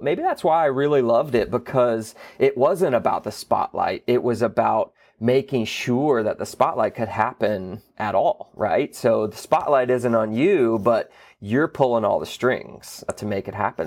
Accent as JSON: {"language": "English", "town": "Gulf Breeze", "region": "Florida", "country": "United States", "tie": "born or raised there", "said": "I was born and raised in Florida. I, I grew up in the Panhandle, a little beach town called Gulf Breeze"}